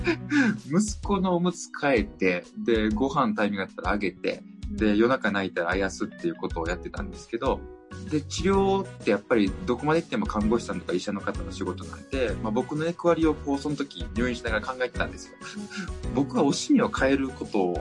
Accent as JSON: {"language": "Japanese", "region": "Kyoto", "country": "Japan", "tie": "born or raised there", "said": "地元が京都"}